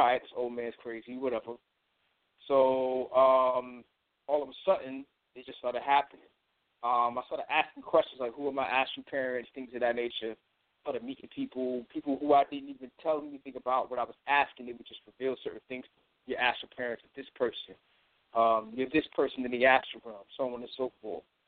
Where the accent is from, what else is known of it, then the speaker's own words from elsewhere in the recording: Long Island, New York, United States; I'm originally from Long Island, New York